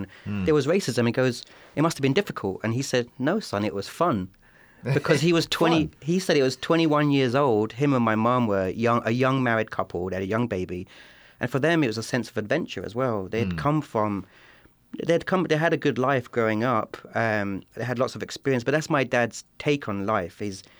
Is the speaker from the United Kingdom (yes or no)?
yes; Eastbourne, South East England, United Kingdom; I was the first non-white person born in my hometown in southern England, in Eastbourne, a small town of about 80,000 people.